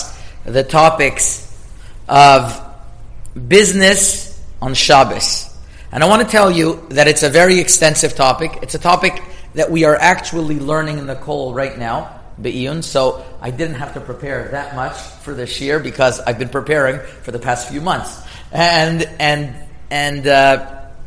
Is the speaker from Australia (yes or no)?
no; Canada; moved away as an adult; also born or lived in Toronto; now in United States; I'm Canadian